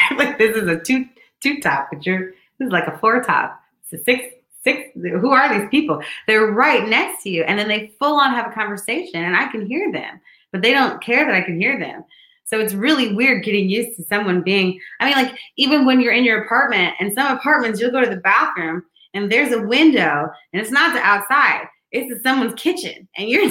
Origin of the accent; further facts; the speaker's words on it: St. Louis, Missouri, United States; now in New York City, United States; I'm from St. Louis.